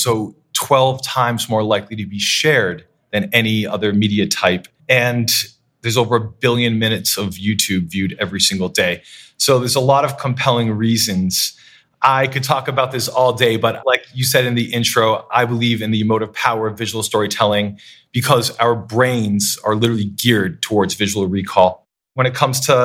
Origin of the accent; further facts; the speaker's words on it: Waterville, Maine, United States; moved away as an adult; also born or lived in Worcester, Massachusetts / Providence, Rhode Island / London; my hometown of Waterville, Maine.